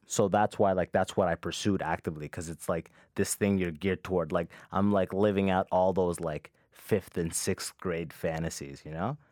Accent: London, Ontario, Canada; also born or lived in Sudan; I got raised with that mentality in London, Ontario

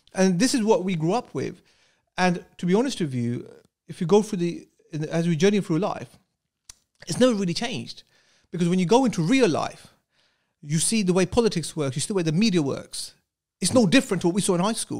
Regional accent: Luton, East of England, United Kingdom; I went to Denby uh, infants in junior school, which is predominantly Asians because they're now Asian areas. And in Luton at that time

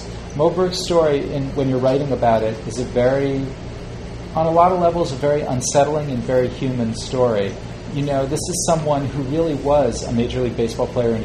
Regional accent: New Haven, Connecticut, United States; I live in New Haven. That's my home.

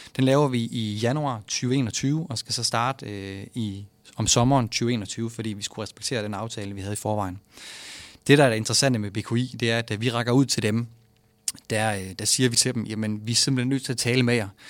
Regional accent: Vejle, Southern Denmark, Denmark; moved away as an adult; now in Aarhus, Denmark; jeg er jo fra Vejle af. Og når man er fra Vejle

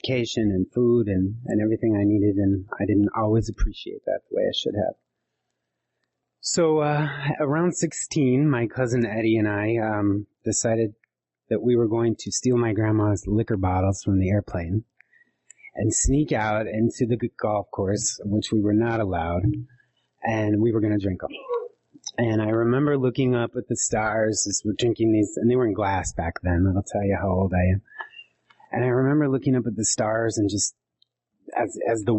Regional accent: eastern Montana, United States; I was adopted to a Norwegian Anglo ranching family from eastern Montana

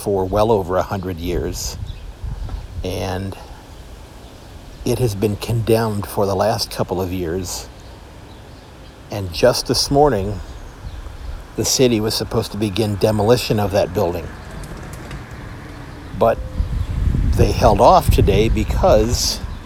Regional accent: Sandusky, Ohio, United States; my hometown here of Sandusky, Ohio

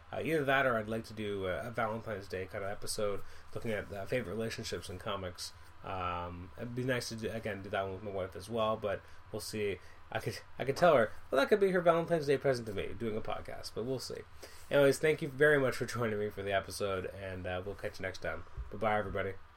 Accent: Canada; I'm Canadian

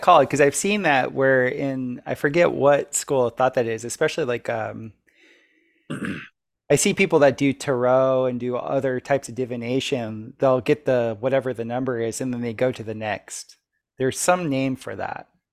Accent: South Florida, United States; when I was growing up in South Florida

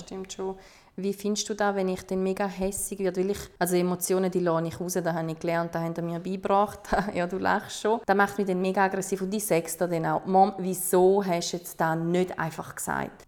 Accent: Switzerland; Ich bin zum Beispiel in der Schweiz geboren

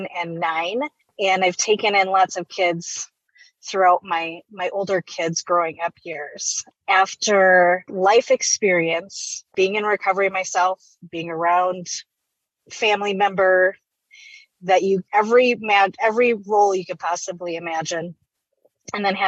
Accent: Wisconsin, United States; moved away as an adult; now in Arizona, United States; Born and raised in Wisconsin

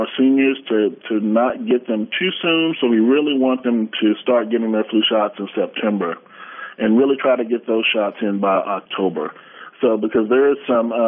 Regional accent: Beaumont, Texas, United States; accent: East Texas; moved away as an adult; now in San Antonio, United States; I'm a native Texan. I grew up in Beaumont, southeast Texas.

